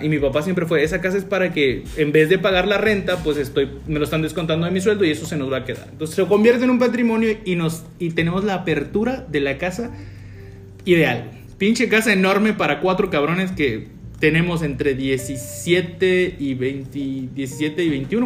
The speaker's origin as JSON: {"language": "Spanish", "region": "Campeche", "country": "Mexico", "tie": "born or raised there", "said": "tres somos oriundos de Campeche, pero pues no, no, no, en la ciudad capital. Somos de un municipio"}